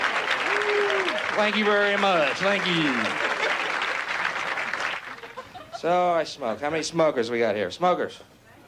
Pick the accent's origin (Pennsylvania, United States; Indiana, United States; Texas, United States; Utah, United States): Texas, United States; Houston; I'm from Houston, Texas